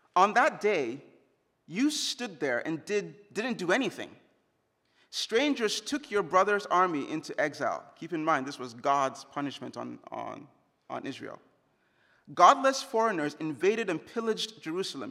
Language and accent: English; Jos, Plateau, Nigeria; moved away; in Jos, the hometown, my hometown, where I grew up